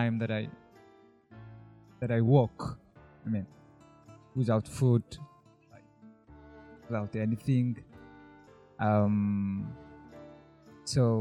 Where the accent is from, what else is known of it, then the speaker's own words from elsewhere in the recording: Eritrea; moved away as an adult; now in Israel; I'm from Eritrea. I've been in Israel since 2000, in the middle of 2010, almost 9 years.